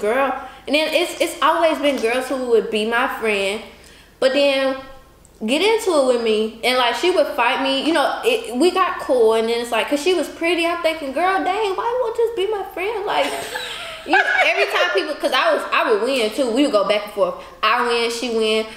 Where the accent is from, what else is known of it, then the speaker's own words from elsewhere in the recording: Alabama, United States; moved away; I'm from Alabama.